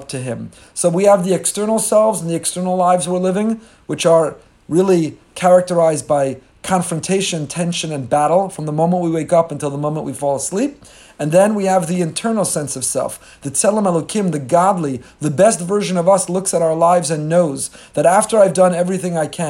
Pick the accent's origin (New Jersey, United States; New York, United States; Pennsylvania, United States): New Jersey, United States; Teaneck; I was growing up in Teaneck, New Jersey